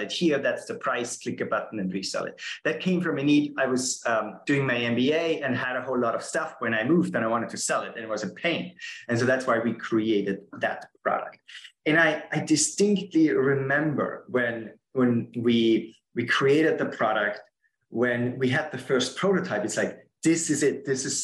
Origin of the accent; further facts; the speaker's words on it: Austria; English is a second language; moved away as an adult; now in San Francisco, United States; I'm originally from Austria